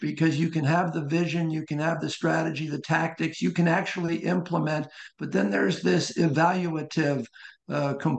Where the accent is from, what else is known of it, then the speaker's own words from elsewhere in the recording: Columbus, Ohio, United States; moved away as an adult; also born or lived in Wilmington, Delaware / New Haven, Connecticut / Arizona / Rochester, New York; I was born in Wilmington, Delaware, but spent most of my life in Columbus, Ohio